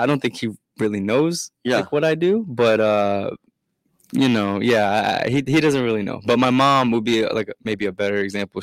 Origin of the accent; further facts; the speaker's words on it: Maryland, United States; I am from Maryland